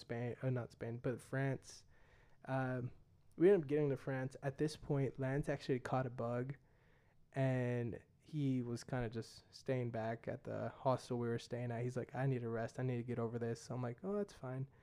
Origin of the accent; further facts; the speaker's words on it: United States; accent: American; my American accent